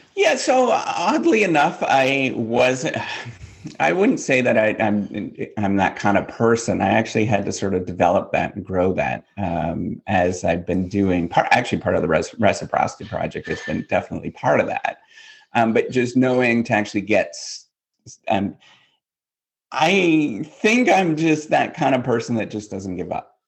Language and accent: English; north of International Falls, Minnesota, northwestern Ontario, Canada; moved away as an adult; now in United States; I'm totally Canadian, born and raised